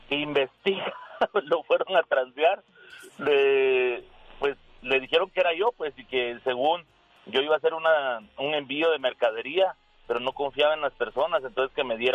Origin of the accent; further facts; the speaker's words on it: Guatemala; moved away; una persona con la que yo crecí en Guatemala